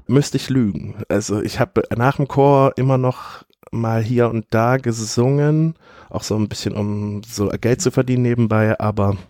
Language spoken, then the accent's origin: German; Leipzig, Saxony, Germany; Ich bin 1987 in Leipzig geboren und ich bin bildender Künstler